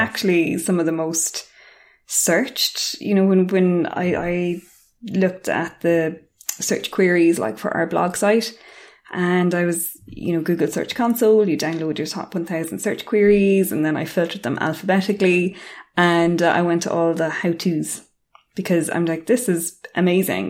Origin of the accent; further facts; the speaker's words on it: Cork, Munster, Ireland; moved away as an adult; also born or lived in Auckland, New Zealand; I'm, I'm from Cork. I'm from Munster